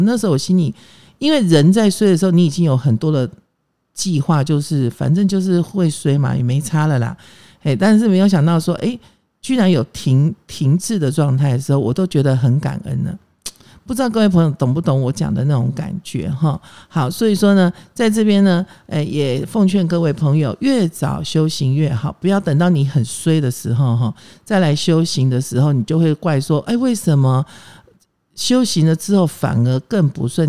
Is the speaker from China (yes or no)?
no; Taiwan; 我是外省人啊，我，我从小眷村长大